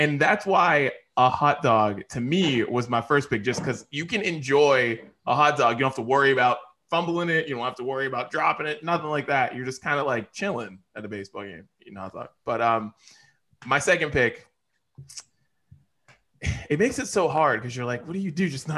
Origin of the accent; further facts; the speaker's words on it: Pittsburgh, Pennsylvania, United States; Like, I'm from Pittsburgh. I'm not from Chicago or Boston or New York or wherever the hell you guys enjoy baseball.